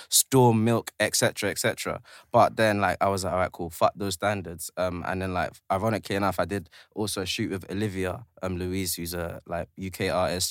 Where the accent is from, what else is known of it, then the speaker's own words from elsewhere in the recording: London, United Kingdom; also born or lived in Tanzania / Zanzibar; I'm originally from South, but catch me on Kingsland now.